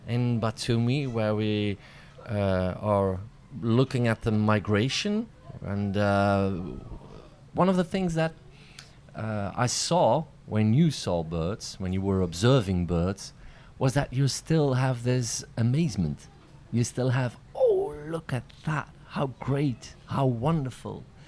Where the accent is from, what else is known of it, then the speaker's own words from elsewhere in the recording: Belgium; I'm a Belgian comedian